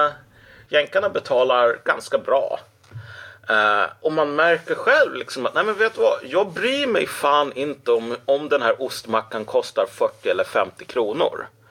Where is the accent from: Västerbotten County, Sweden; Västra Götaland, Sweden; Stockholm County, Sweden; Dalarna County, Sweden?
Västerbotten County, Sweden; Umeå; Umeå, precis. Så där föddes jag